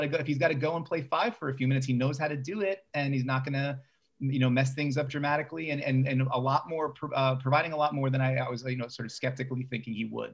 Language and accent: English; New York City, New York, United States; I grew up in Bay Ridge. I've lived in New York most of my life.